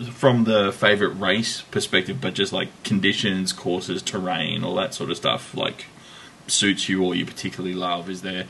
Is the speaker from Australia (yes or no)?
yes; Australia; That's how we express affection here in Australia.